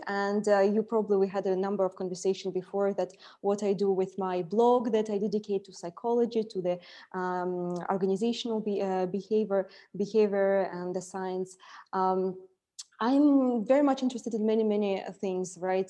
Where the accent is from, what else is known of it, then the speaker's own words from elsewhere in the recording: Siberia, Russia; moved away as an adult; now in Dubai, United Arab Emirates; I was born in uh, Siberia